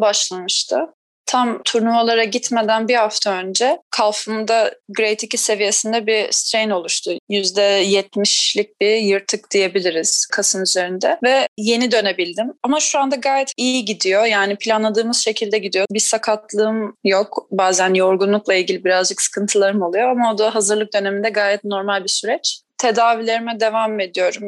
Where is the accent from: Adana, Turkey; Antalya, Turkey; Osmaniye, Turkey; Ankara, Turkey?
Antalya, Turkey; Tekirova; Biz o dönemde Antalya'da oturuyorduk. Tekirova e, beldesinde oturuyorduk